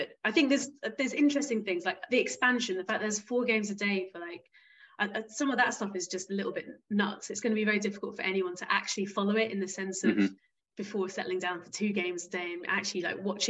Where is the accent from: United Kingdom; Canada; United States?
United Kingdom; Isle of Wight, South East England; moved away as an adult; also born or lived in Rwanda / Senegal / Tanzania / the Caribbean; I grew up on the Isle of Wight